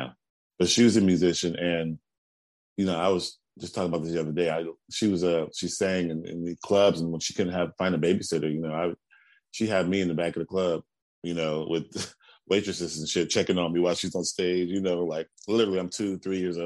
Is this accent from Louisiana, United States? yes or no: no; Houston, Texas, United States; moved away; I'm from Houston. We have a school called High School for the Performing and Visual Arts. And I auditioned my ninth grade year and I got